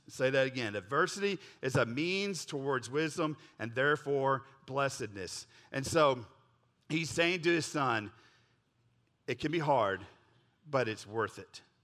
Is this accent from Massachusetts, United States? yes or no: no; Oklahoma, United States; I grew up in Oklahoma